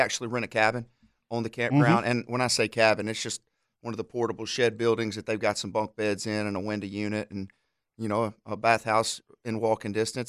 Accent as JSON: {"language": "English", "region": "Alabama", "country": "United States", "tie": "born or raised there", "said": "One of the guys I grew up hunting with in Alabama"}